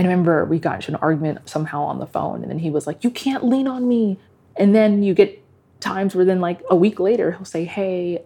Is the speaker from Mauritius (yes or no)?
no; Nigeria; now in United States; I would actually say I am more Nigerian